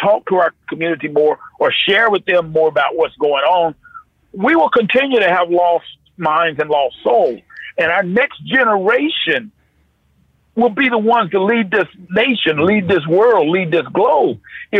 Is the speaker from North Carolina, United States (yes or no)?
yes; North Carolina, United States; I grew up in North Carolina, but after 9 o'clock at night, that's what you get.